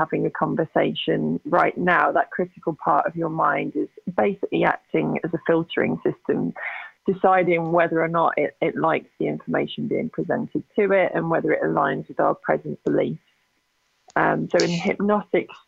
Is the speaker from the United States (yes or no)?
no; England, United Kingdom; accent: British; moved away as an adult; now in Calgary, Canada; I'm from England originally. I actually presently live in Calgary, Alberta, so I'm in Canada now